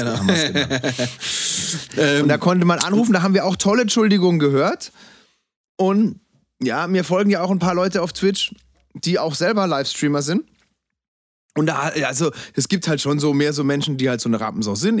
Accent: Freiburg, Baden-Württemberg, Germany; Freiburg, meiner Heimatstadt

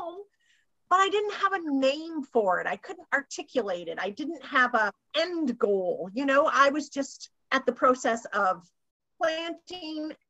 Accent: Ontario, Canada; I'm from Ontario

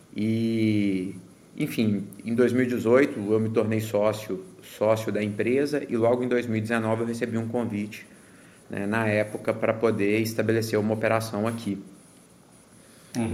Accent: Minas Gerais, Brazil; moved away as an adult; also born or lived in Belo Horizonte / New York / Connecticut / North Carolina; now in United States; sou natural de, de Minas

